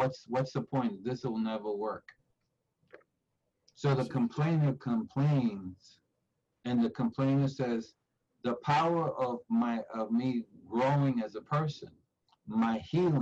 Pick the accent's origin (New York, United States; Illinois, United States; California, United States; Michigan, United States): New York, United States; New York City; I grew up in Spanish Harlem at Barrio, and in this 1952 born, so in the 50s, 60s, in East Harlem